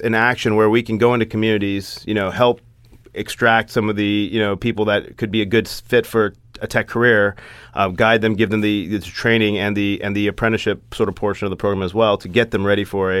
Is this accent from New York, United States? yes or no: no; Kentucky, United States; born or raised there; moved away as an adult